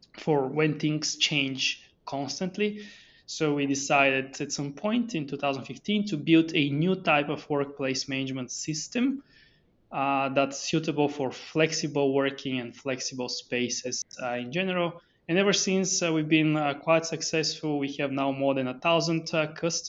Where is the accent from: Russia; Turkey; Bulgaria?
Bulgaria; moved away; I'm originally from Bulgaria, so very far